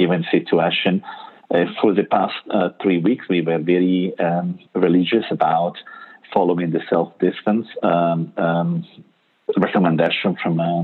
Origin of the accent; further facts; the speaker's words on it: Italy; English is a second language; moved away as an adult; also born or lived in United States; I'm Italian